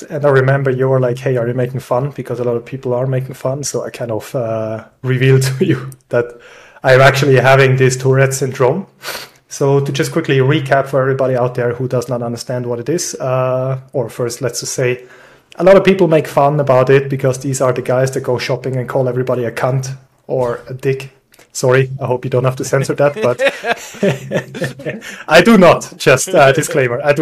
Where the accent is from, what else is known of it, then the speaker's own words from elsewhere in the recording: Switzerland; moved away as an adult; now in Austria; originally, I'm from Switzerland. I moved here around 12 years ago